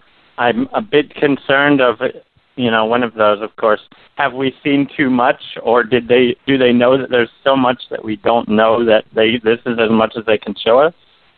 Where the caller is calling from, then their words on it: Maryland, United States; Hey, this is …. I'm calling from Maryland.